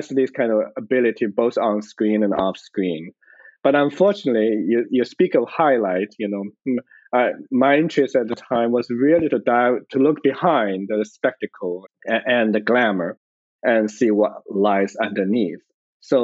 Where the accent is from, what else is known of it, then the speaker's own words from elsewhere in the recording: China; moved away as an adult; now in United States; I wasn't born in this country. I grew up in China. I went to college there and then came here after college.